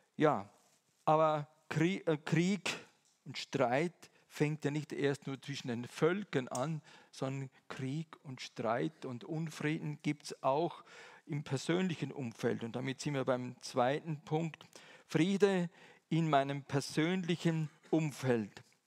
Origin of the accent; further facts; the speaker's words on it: Eastern Switzerland, Switzerland; moved away; Ich komme ja aus der Ostschweiz, das hört ihr zum Teil mindestens